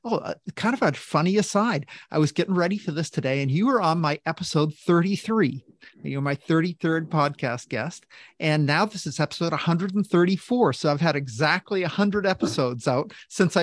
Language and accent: English; Maine, United States; moved away; I grew up in Maine